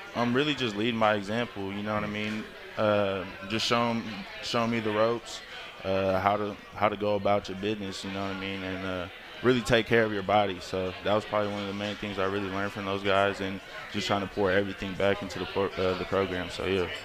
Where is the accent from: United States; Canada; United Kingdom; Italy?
United States; Concord, California; moved away as an adult; also born or lived in Washington; I'm from Northern California